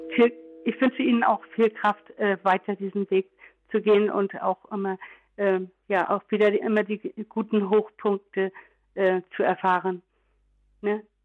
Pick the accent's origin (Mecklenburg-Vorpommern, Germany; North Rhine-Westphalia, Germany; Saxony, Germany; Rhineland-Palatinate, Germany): Rhineland-Palatinate, Germany; Trier; ich bin ja aus Trier